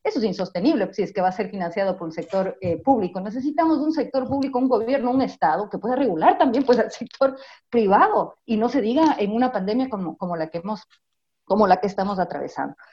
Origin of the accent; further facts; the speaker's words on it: Ecuador; Como pueblo ecuatoriano